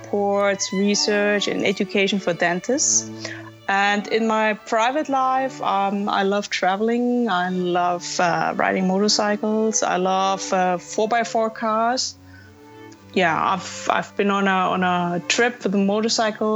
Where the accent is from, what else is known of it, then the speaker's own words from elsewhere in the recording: Germany; I'm here from Germany to Thailand.